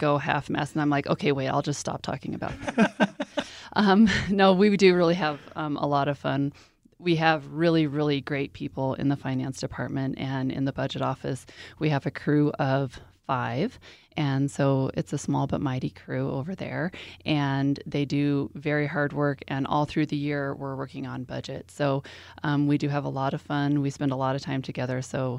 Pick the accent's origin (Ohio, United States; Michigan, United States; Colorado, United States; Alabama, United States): Colorado, United States; Colorado Springs; I am a native of Colorado Springs.